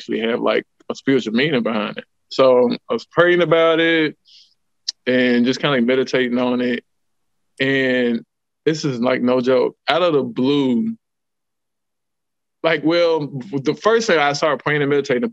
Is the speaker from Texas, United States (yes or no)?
no; Huntsville, Alabama, United States; I'm from Huntsville. I'm from here, North Side